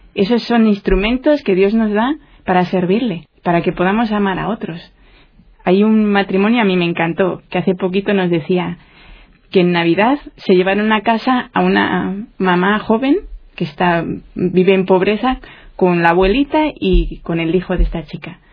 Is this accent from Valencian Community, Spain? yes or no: no; Santander, Cantabria, Spain; yo soy nacida en Santander y aquí hay, bueno, llueve un día sí y otro también